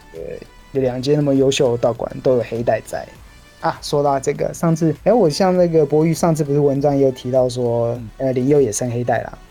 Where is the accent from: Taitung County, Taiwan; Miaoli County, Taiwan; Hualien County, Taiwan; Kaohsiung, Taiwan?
Miaoli County, Taiwan; also born or lived in Pennsylvania, United States; 刚好我是苗栗人